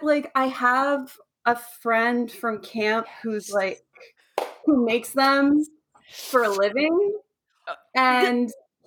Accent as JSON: {"language": "English", "town": "Atlanta", "region": "Georgia", "country": "United States", "tie": "born or raised there", "also_born_or_lived": "Milledgeville, Georgia", "said": "I grew up in Atlanta and like I had no concept of small town anything."}